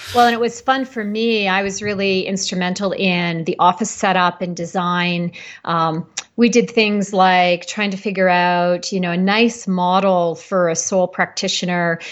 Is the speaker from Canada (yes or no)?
yes; Canada; moved away as an adult; now in Boulder, United States; I'm Canadian and relocated to Colorado